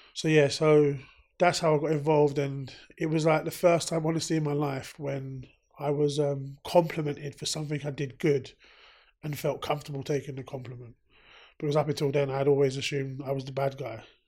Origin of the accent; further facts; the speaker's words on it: London, United Kingdom; I grew up in South London. Grew up in the Brixton area. Lived in Brixton area my whole life